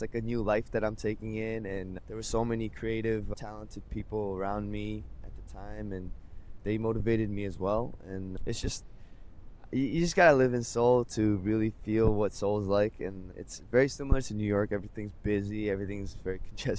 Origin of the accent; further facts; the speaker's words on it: Vancouver, British Columbia, Canada; moved away as an adult; now in South Korea; I'm in Korea now. I am from Vancouver, Canada.